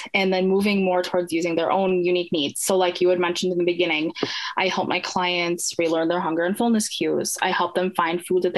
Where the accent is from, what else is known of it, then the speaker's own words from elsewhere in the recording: Minnesota, United States; I'm from Minnesota